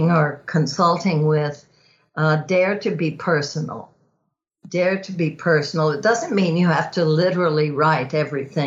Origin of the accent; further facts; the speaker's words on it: Texas, United States; growing up in Texas